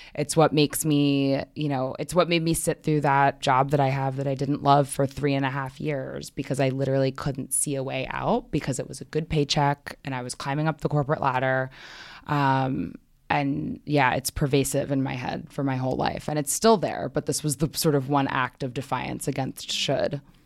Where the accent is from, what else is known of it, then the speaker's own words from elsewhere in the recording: New York City, New York, United States; I grew up in Manhattan. I've always been here.